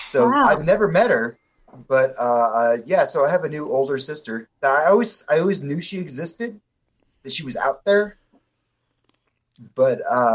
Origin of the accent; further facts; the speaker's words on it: Arkansas, United States; we grew up in Arkansas.